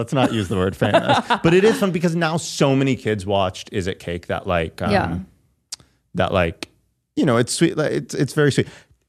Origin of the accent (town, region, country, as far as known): Michigan, United States; now in Los Angeles, United States